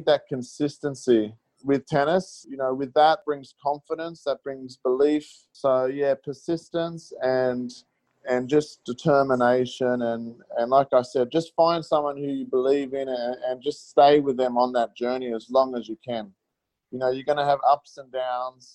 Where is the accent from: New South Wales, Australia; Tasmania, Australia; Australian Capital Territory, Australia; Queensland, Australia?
Queensland, Australia; Logan City; also born or lived in Melbourne, Victoria; I grew up in Logan City, and I'm very proud